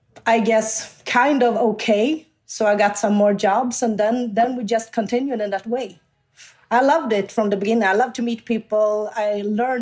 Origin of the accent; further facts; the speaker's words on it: Sweden; also born or lived in South Korea; I was just 5 months when I came to Sweden